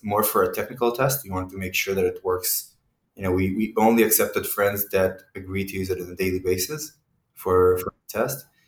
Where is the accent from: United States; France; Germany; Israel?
Israel; moved away; also born or lived in Mexico City / Kyiv; originally, I am from Israel, uh, and in Israel, we all go through the military service